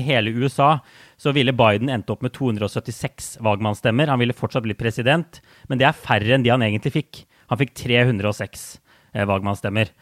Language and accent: Norwegian; Norway; now in New York, United States